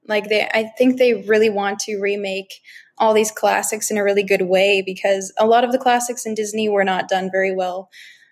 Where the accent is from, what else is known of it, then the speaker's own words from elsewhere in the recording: Bigstone Cree First Nation, Alberta, Canada; I am from the Bigstone Cree First Nation in Treaty 8 territory in Canada.